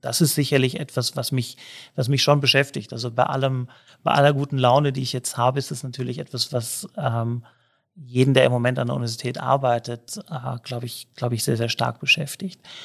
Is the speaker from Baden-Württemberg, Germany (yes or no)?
no; Cologne, North Rhine-Westphalia, Germany; moved away as an adult; now in Innsbruck, Austria; Ich selber bin viel in Köln aufgewachsen, aber auch lange in Köln gelebt